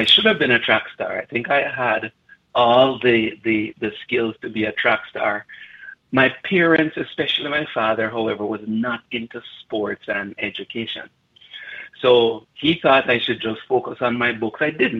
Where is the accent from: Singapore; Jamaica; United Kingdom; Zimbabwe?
Jamaica; Bog Walk, Saint Catherine; moved away as an adult; now in Calgary, Canada; So I was born and I grew up just outside of the Bogwalk area. Went to school in Linstead, a little school called Rosemount, and then I went to a high school called Calabar.